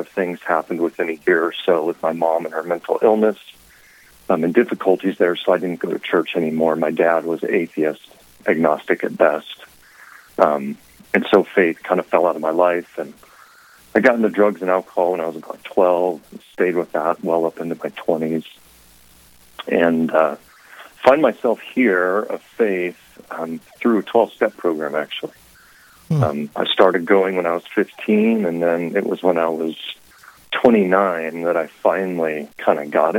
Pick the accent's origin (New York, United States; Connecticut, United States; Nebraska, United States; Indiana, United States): Nebraska, United States; Lincoln; I was born and raised in Lincoln, Nebraska